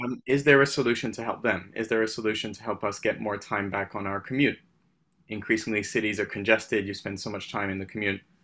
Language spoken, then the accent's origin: English; Paris, Île-de-France, France; moved away; also born or lived in United Kingdom; I'm originally from the U K. I, I, I grew up in France, which is maybe an oxymoron. Um, I, uh, I, so I called Paris my home.